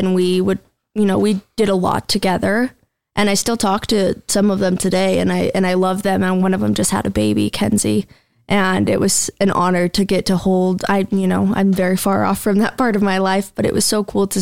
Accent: Cache Valley, Utah, United States; We came from Cache Valley, same area

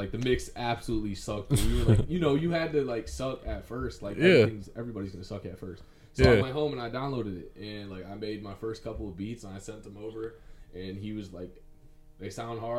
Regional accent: Southgate, Michigan, United States; I'm from Southgate, Michigan

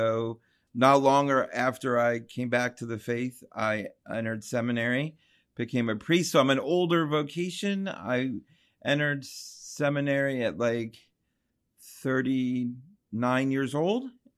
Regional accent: Ephrata, Pennsylvania, United States; I'm from Lancaster County, Pennsylvania. I grew up in a small kind of rural town, Ephrata, Pennsylvania.

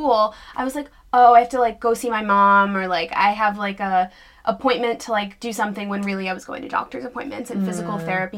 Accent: New York City, New York, United States; So I grew up in New York City, luckily

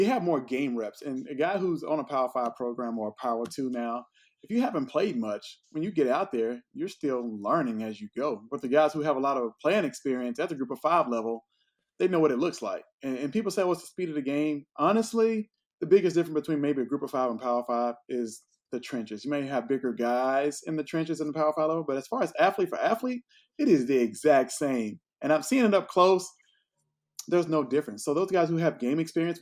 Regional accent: Greenville, Texas, United States; my hometown of Greenville, Texas

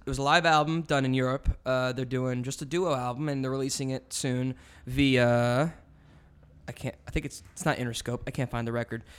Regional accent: Canada; now in United States; I'm Canadian

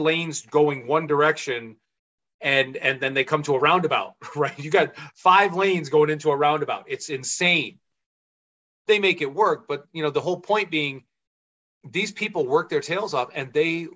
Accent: United States; I'm an American

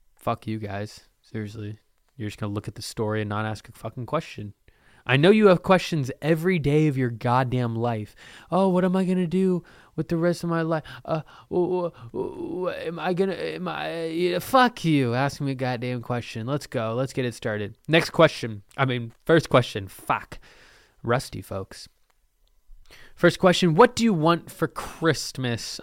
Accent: Lake Oswego, Oregon, United States; I'm from Lake Oswego.

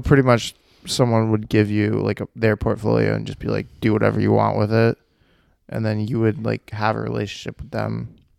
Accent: Westford, United States; also born or lived in Essex; I grew up in Westford and then we moved to Essex

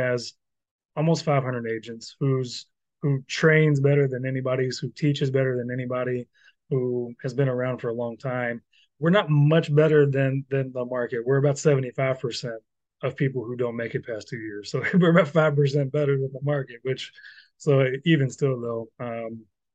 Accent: Louisville, Kentucky, United States; I'm from Louisville

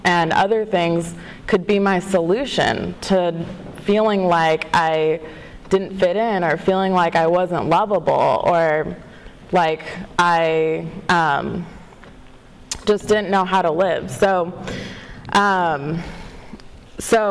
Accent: Walnut, California, United States; I am from Southern California. I live in Walnut, and I grew up there mostly.

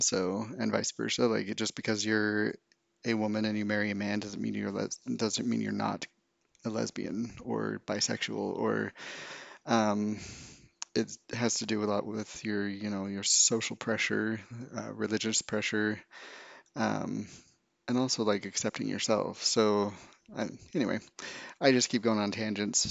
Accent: Utah, United States; I grew up in Utah, a um, small town very very small town.

